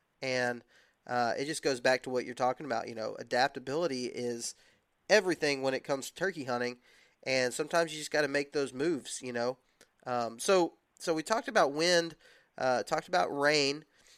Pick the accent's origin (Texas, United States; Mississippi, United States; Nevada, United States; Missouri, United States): Texas, United States; I grew up hunting Rios in Texas, and hunting Rios in Texas, the way we hunted them, you just stayed put